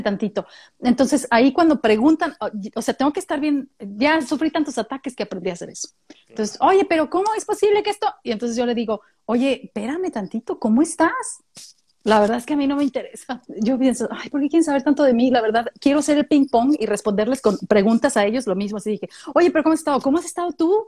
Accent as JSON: {"language": "Spanish", "country": "Mexico", "moved": "yes", "lives_now": "Australia", "said": "soy mexicana australiana, ¿no? Porque ya con eso le, dices, le estoy diciendo, si soy de México, pero, también, soy de aquí"}